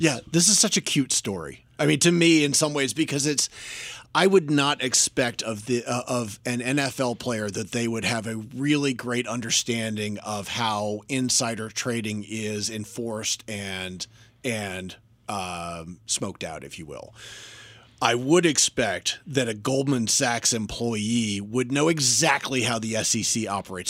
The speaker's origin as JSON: {"language": "English", "region": "North Carolina", "country": "United States", "tie": "born or raised there", "moved": "yes", "lives_now": "Washington, D.C. area, United States", "said": "I grew up in North Carolina"}